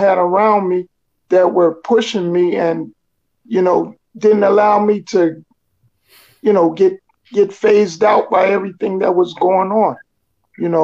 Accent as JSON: {"language": "English", "town": "Lawnside", "region": "New Jersey", "country": "United States", "tie": "born or raised there", "also_born_or_lived": "Philadelphia, Pennsylvania", "said": "I was born in Philadelphia, Pennsylvania, and I grew up in Lawnside, New Jersey"}